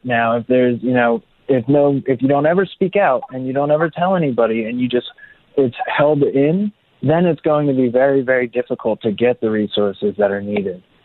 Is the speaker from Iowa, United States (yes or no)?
no; Mays Landing, New Jersey, United States; So I grew up in Mays Landing, New Jersey, and it really is like a small town outside of Atlantic City